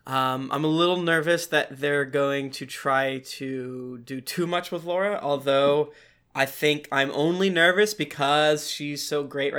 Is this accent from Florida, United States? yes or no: yes; Florida, United States; I'm from Florida